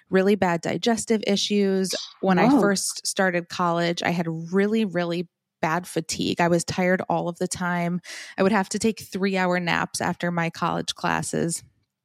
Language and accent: English; Farmington, Michigan, United States; also born or lived in New Jersey; now in Boca Raton, United States; Oh, I grew up in Farmington, Michigan. I was born in New Jersey, but soon after we grew up in Michigan.